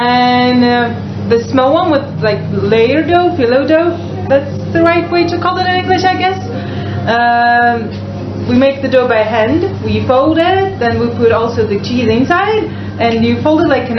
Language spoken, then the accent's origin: English; Belarus; also born or lived in Sweden / Israel; now in Jerusalem, Israel; I was born and raised in Belarus, but then I moved to Sweden. I lived in Sweden and then I moved here, so I've been around.